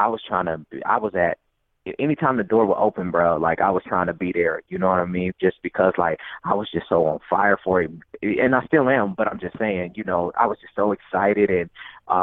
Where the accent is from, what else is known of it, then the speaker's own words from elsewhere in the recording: Dayton, Ohio, United States; also born or lived in New York; I was born and raised in Dayton, Ohio